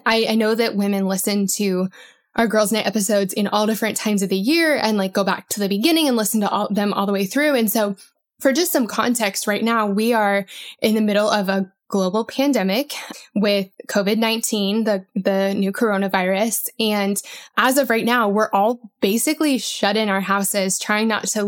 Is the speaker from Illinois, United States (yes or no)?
no; Colorado, United States; I grew up in Colorado and it would snow, you know, a lot there